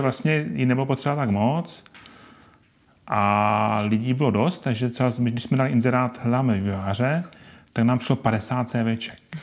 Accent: Ostrava, Moravian-Silesian Region, Czechia; now in Brno, Czech Republic; já jsem původem z Ostravy

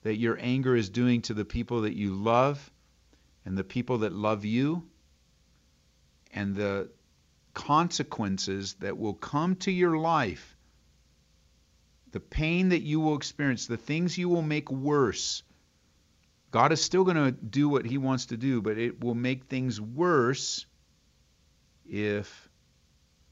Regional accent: United States

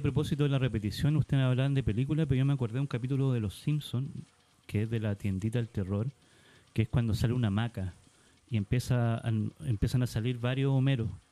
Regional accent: Iquique, Tarapacá, Chile; now in Santiago, Chile; Yo que vengo de Iquique

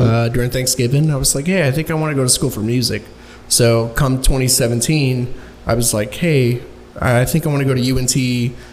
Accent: Dallas, Texas, United States; also born or lived in Duncanville, Texas; I'm an Oak Cliff native. I was born on Falls Drive

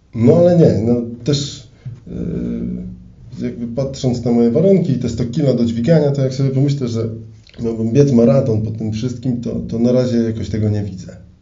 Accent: Elbląg, Warmian-Masurian Voivodeship, Poland; w Elblągu, skąd pochodzę

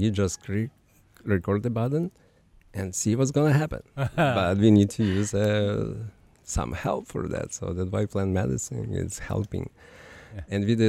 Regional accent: Ukraine; English is a second language; now in Chile; I am from Ukraine, you know.

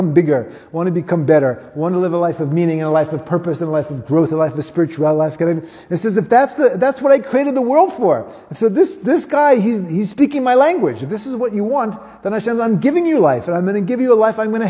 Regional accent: United States; now in South Africa; I grew up in America

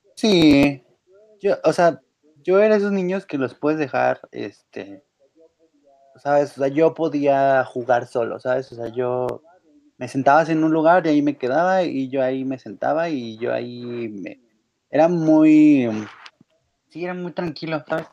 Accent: Mexico; los mexicanos en un pésimo acento, pero lo tratamos de decir el idioma

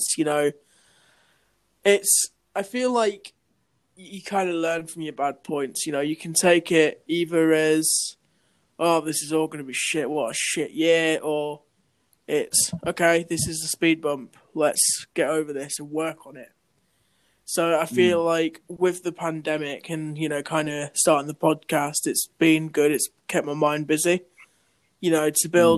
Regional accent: Bridlington, Yorkshire and the Humber, United Kingdom; moved away; festival thing in Brid at this pub. You know, it was good to meet up, like, all my school friends.

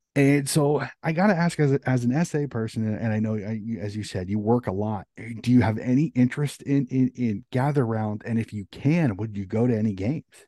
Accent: United States; I'm an American

